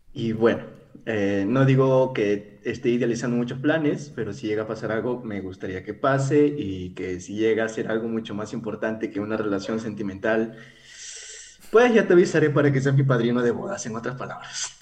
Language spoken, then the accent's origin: Spanish; Peru; yo soy de Perú